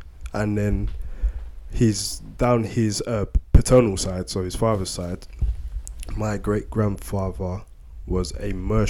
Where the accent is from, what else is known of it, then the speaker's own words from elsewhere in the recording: Sierra Leone; I found out that in fact I am Sierra Leonean and Malian, so I hail from Mali as well.